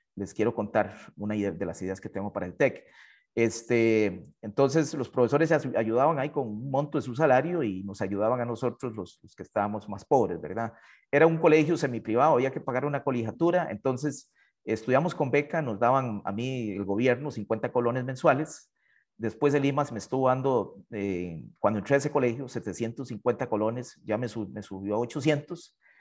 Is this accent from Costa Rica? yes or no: yes; Hatillo, San José, Costa Rica; yo soy de Atillo, ah, originario de una familia muy humilde